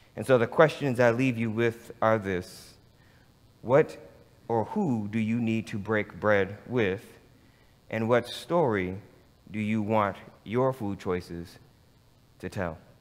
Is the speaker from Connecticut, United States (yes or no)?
no; Michigan, United States; moved away; also born or lived in Los Angeles; growing up in Michigan with a grandfather who was a sharecropper